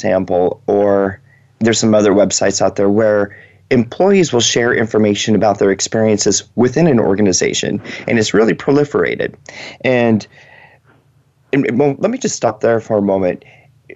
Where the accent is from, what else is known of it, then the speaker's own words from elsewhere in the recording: Seattle, Washington, United States; moved away; That's where I grew up in Western Washington